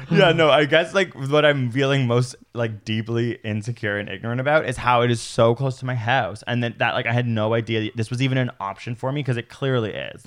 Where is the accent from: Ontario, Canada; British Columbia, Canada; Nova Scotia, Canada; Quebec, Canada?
Ontario, Canada; Toronto; I'm a city idiot. I grew up in Toronto